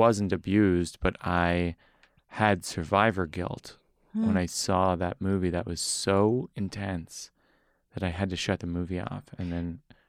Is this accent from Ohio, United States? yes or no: no; Massachusetts, United States; No, I don't want people to think I'm from Boston.